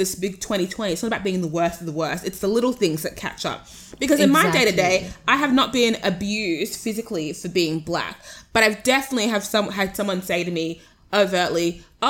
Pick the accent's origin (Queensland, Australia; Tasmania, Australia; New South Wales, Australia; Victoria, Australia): New South Wales, Australia; Sydney; accent: Australian; I was born here.